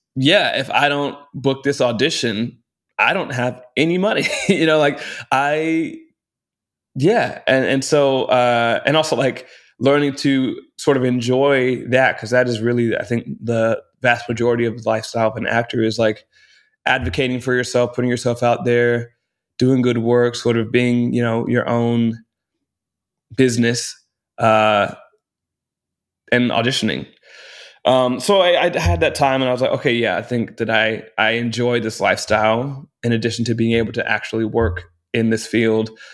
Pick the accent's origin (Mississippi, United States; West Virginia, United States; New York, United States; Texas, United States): Texas, United States; Round Rock; moved away; also born or lived in Austin, Texas; grew up in Round Rock, Texas